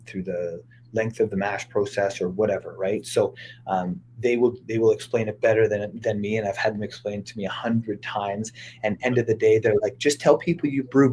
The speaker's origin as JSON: {"language": "English", "town": "Saskatoon", "region": "Saskatchewan", "country": "Canada", "moved": "yes", "said": "I'm from Saskatoon, Saskatchewan originally."}